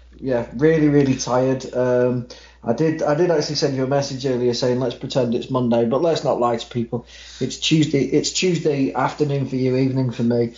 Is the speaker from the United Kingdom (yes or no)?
yes; Manchester, North West England, United Kingdom; I am from Manchester, England. Um, I may come across as American on this because I'm really susceptible to accents. So just by talking to you, I might come across as American, but no, I am a Mancunian